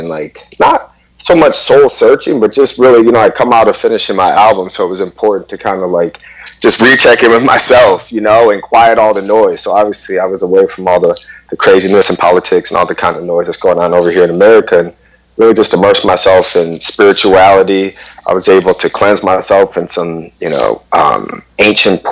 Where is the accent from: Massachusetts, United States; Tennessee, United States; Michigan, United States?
Michigan, United States; Detroit; I'm born and raised in Detroit, Michigan.